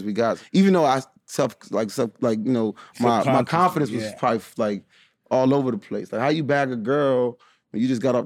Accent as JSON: {"language": "English", "region": "DC / Maryland", "country": "United States", "tie": "born or raised there", "also_born_or_lived": "Washington, D.C. / Bladensburg, Maryland / Rockville, Maryland / Largo, Maryland", "said": "We lived in DC for a little bit. Then moved to Bladensburg. Then we moved to Rockville. And then we moved to Largo"}